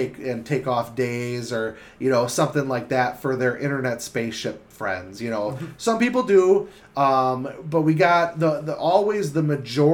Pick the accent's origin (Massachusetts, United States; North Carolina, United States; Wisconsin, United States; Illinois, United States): Wisconsin, United States; Milwaukee; I'm from the Milwaukee area and I know that area